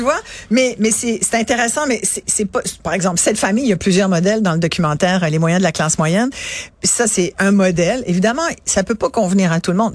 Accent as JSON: {"language": "French", "town": "Mont-Saint-Hilaire", "region": "Quebec", "country": "Canada", "tie": "born or raised there", "also_born_or_lived": "France", "said": "Ils ont loué une terre chez un agriculteur euh, à, à Saint-Hilaire, au pied du mont Saint-Hilaire"}